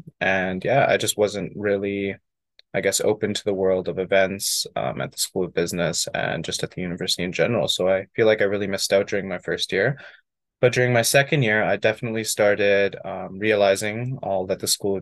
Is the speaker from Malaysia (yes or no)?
no; Edmonton, Alberta, Canada; I've been born and raised in Edmonton, living here my whole life